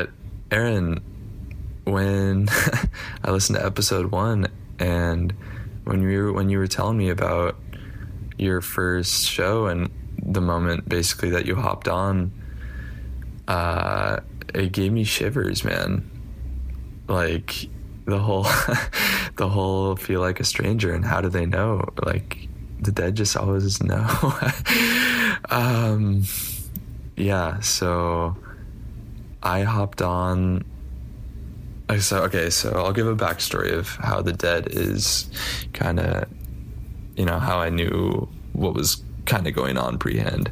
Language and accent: English; Tualatin, Oregon, United States; moved away as an adult; now in Israel; I'm from Tualatin, Oregon